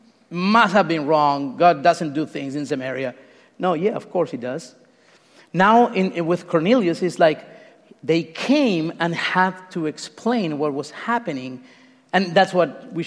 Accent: Uruguay; moved away; I'm not even Mexican. I'm from Uruguay

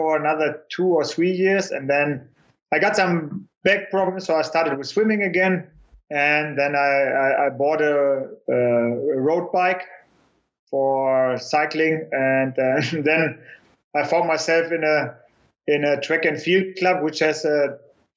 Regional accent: Germany; born or raised there

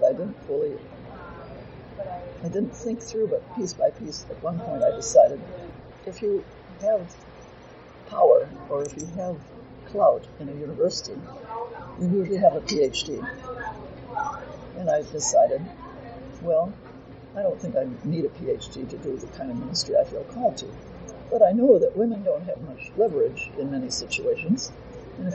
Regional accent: Detroit, Michigan, United States; moved away as an adult; also born or lived in Durham, North Carolina; I grew up in Detroit

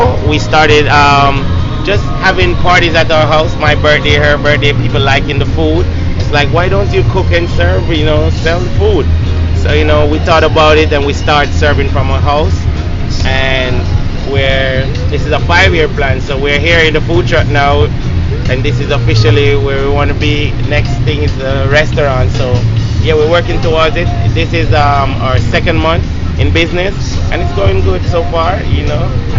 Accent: Jamaica; moved away as an adult; now in Durham, United States; I'm from Jamaica.

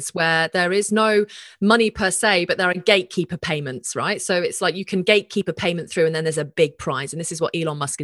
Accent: Australia

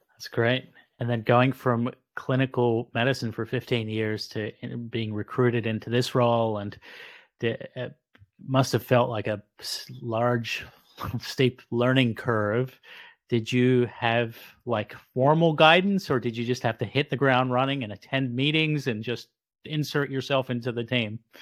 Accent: Sydney, New South Wales, Australia; now in South Jersey, United States; I didn't grow up in New Jersey, I grew up in Sydney, Australia, but I ended up marrying a Jersey girl and they never leave. So now I live in South Jersey.

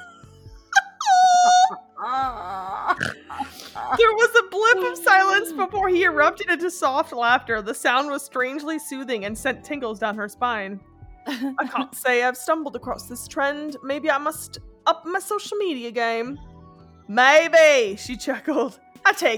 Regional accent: Canada; first language French; English is a second language; I am Canadian

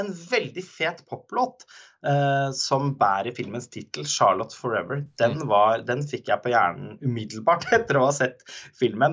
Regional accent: Halden, Østfold, Norway; moved away; min hjemby

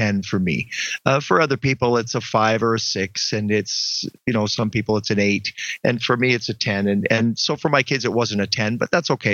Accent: Ontario, Canada; moved away; I'm from Ontario originally

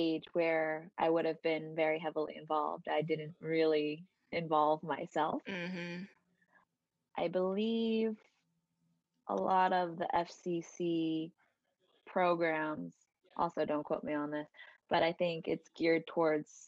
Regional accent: Westchester County, New York, United States; also born or lived in Ma'anshan, Anhui, China; now in Queens, New York, United States; I grew up in Westchester County in New

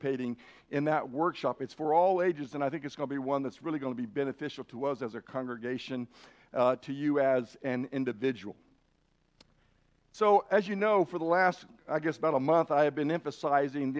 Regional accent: Idaho, United States; I'm from Idaho or have lived in Idaho too long

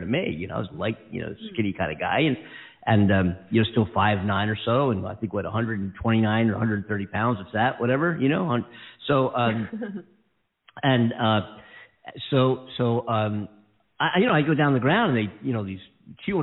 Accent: Philadelphia, Pennsylvania, United States; also born or lived in Columbus, Ohio; now in Los Angeles, United States; I'm from Philadelphia, and I'm big time Eagles fan.

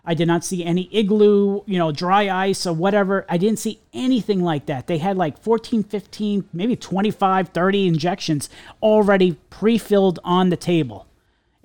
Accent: New York, United States; I'm a New Yorker. We're all New Yorkers

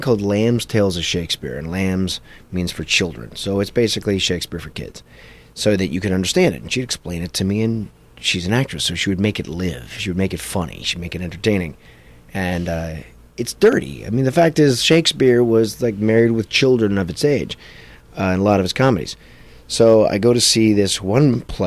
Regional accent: Toronto, Ontario, Canada; moved away; I grew up in Toronto

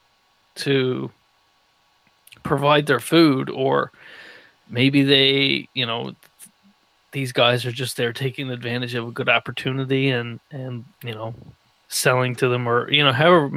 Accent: Newfoundland and Labrador, Canada; I'm from Newfoundland

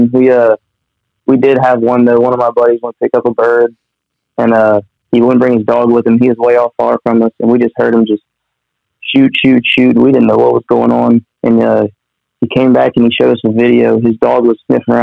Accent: Lafayette, Louisiana, United States; moved away as an adult; now in Baton Rouge, United States; I'm from Lafayette. I live in Baton Rouge right now.

